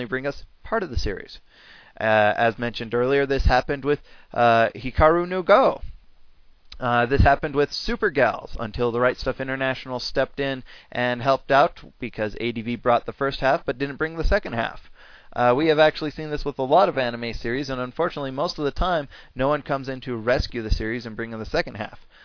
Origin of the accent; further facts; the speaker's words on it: United States; as an American fan of anime